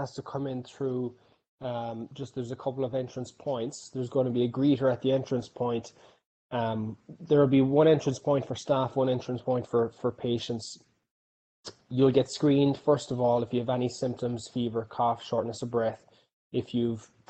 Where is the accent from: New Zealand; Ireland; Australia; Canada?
Ireland; Clonakilty, Munster; moved away as an adult; also born or lived in Dallas, Texas; now in Los Angeles, United States; I'm from Clonakilty, County Cork. I've been out here in the US now since 2012.